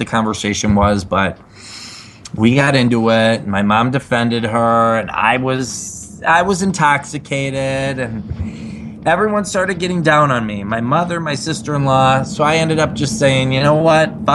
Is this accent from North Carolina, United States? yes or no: no; Chicago, Illinois, United States; Originally, I'm from the southwest suburbs of Chicago, Illinois